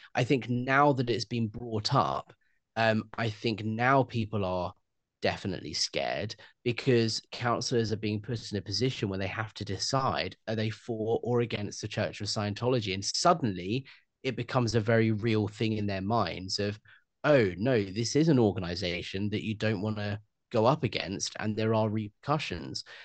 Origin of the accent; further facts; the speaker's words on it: United Kingdom; that's who we are as British people